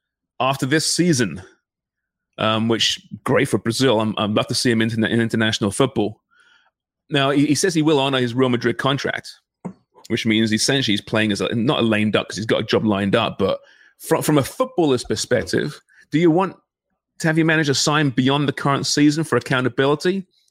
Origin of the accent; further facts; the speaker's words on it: Canada; Jesus, it's tough being a Canadian soccer fan, throwing TFC.